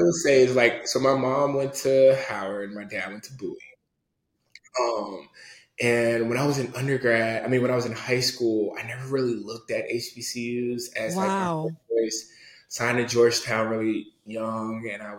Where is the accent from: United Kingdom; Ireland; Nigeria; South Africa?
Nigeria; So like, and we're Nigerian.